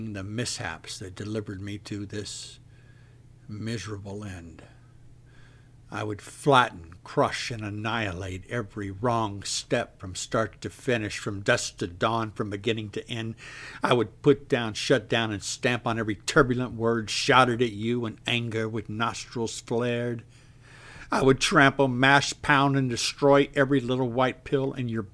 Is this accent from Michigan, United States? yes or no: no; Texas, United States; I am from Texas.